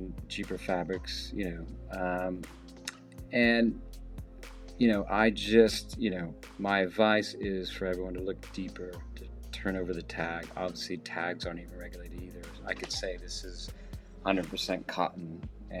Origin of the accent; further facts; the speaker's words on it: the South, United States; I grew up in the South